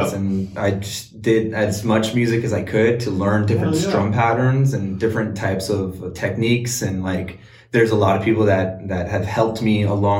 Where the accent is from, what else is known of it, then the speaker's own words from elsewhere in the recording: Montebello, California, United States; also born or lived in Sicily; I'm originally from Southern California